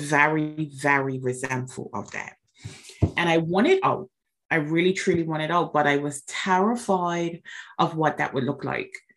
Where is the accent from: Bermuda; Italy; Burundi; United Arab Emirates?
Bermuda; I was born and raised in Bermuda